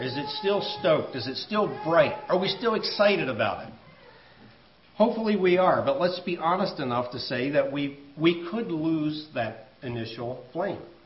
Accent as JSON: {"language": "English", "country": "United States", "said": "I'm an American"}